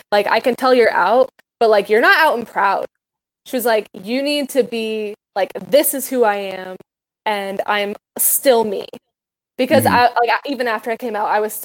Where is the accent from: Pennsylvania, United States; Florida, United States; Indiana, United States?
Indiana, United States; Santa Claus; now in Evansville, United States; I actually wasn't raised in Evansville. I just live here now. I was raised in Santa Claus.